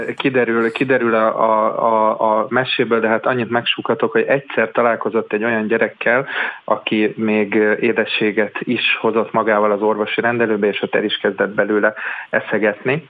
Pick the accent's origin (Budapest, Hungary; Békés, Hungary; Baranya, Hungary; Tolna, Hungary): Budapest, Hungary; budapesti vagyok